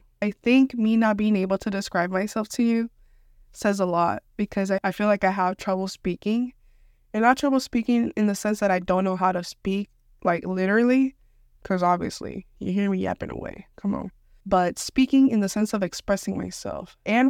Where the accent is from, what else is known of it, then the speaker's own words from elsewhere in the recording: Houston, Texas, United States; I'm from Houston, and even I don't know my whole city.